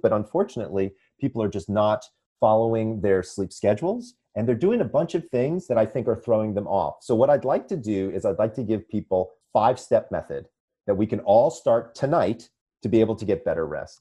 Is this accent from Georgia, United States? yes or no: yes; Atlanta, Georgia, United States; moved away as an adult; also born or lived in Sandy Springs, Georgia / upstate New York; now in Manhattan Beach, United States; I'm originally from Atlanta, Georgia. I was born and raised there